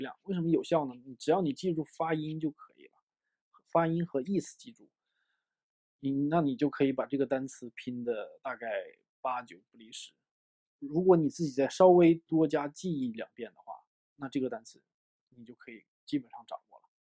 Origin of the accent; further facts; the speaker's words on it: China; 我们中国人的语言习惯啊，我们学说中文的语言习惯